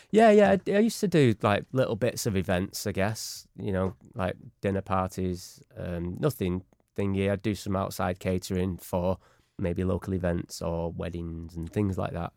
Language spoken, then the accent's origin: English; Manchester, North West England, United Kingdom; We're all from Manchester.